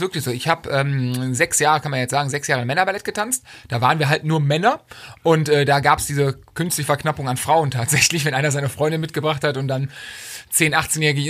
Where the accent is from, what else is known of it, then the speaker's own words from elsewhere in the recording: Cologne, North Rhine-Westphalia, Germany; Ich komme aus der Ecke von Köln